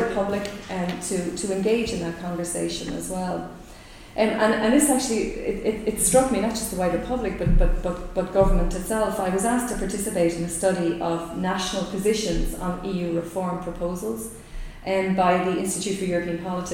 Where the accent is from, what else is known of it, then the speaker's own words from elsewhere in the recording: Ireland; as an Irish scholar